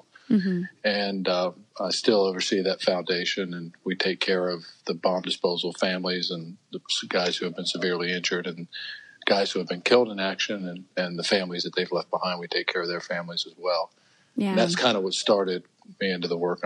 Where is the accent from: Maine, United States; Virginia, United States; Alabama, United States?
Virginia, United States; also born or lived in Pittsburgh; I am a native of Virginia. I was born in Pittsburgh from a family that was from Chicago and Pittsburgh. And my dad got out of the Army and moved to D.C. to be a cop back in the 1960s. And we moved down shortly after, my mom